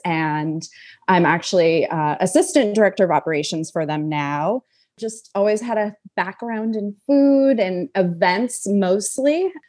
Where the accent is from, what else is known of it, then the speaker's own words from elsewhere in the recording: Los Angeles, California, United States; moved away as an adult; now in Brooklyn, United States; I'm actually originally from Los Angeles, and now I live in Brooklyn.